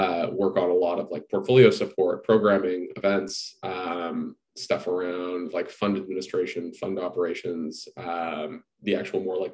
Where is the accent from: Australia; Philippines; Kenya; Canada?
Canada; moved away as an adult; also born or lived in Toronto; now in San Francisco, United States; I have to live in Canada because I'm Canadian